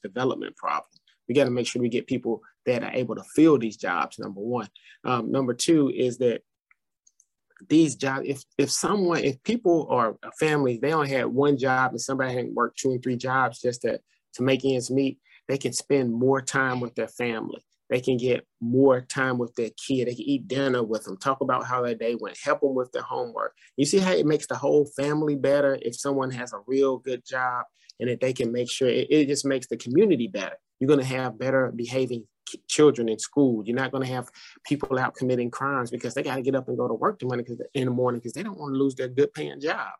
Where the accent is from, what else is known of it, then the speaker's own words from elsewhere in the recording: Madison, Tennessee, United States; I grew up in Madison